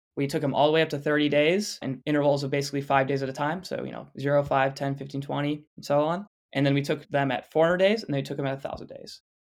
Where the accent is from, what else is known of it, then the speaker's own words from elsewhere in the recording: Flushing, Michigan, United States; near my hometown of Flushing, Michigan